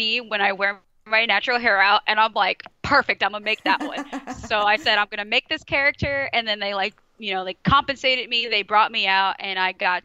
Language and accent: English; Long Beach, California, United States; now in Cincinnati, United States; I'm originally from Long Beach, California. But then I moved to the Midwest, so now I live in Cincinnati, Ohio